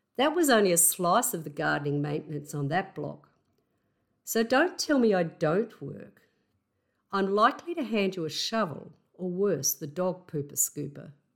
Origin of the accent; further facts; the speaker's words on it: Australia; accent: Aussie; my Aussie accent